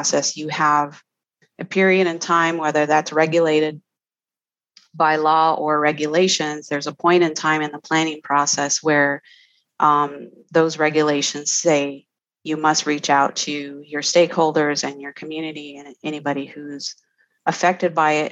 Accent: Four Corners area, Flagstaff, northeastern Arizona, United States; I'm originally from the Four Corners area

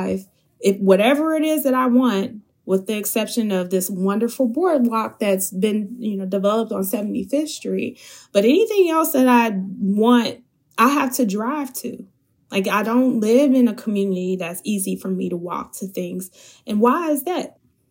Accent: Chicago, Illinois, United States; my experience as a Chicagoan

